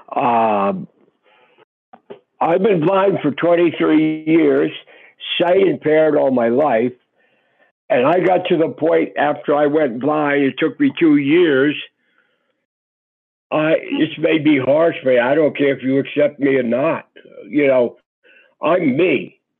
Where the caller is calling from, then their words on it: Georgia, United States; from Georgia.